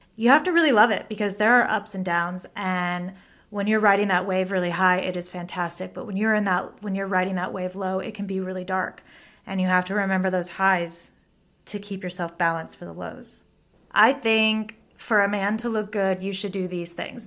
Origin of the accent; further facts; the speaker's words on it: Bakersfield, California, United States; now in Los Angeles, United States; I grew up in Bakersfield, California